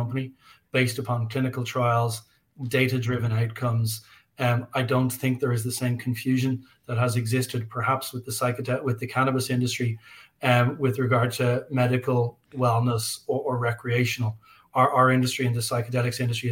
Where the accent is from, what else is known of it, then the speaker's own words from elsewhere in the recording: Ireland; I'm an Irish guy.